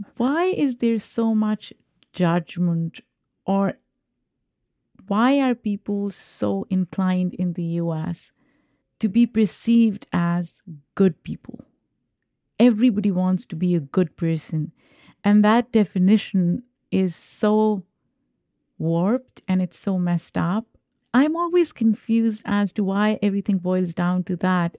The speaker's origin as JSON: {"language": "English", "country": "Pakistan", "tie": "born or raised there", "moved": "as an adult", "lives_now": "United States", "said": "I'm an immigrant. I grew up in Pakistan. I have an accent"}